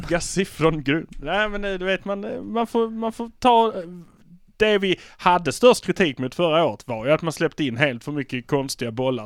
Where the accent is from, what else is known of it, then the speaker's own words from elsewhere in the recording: Malmö, Skåne, Sweden; vi är från Malmö